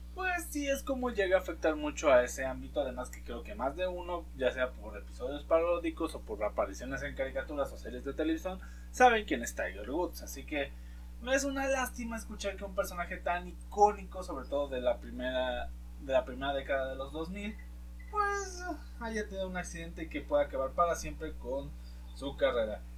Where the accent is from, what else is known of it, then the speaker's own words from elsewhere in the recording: Mexico; nosotros como mexicanos